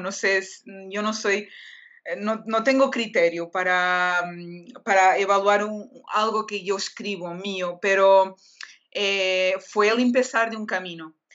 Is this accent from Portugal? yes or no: yes; Portugal; Spanish is a second language; soy portuguesa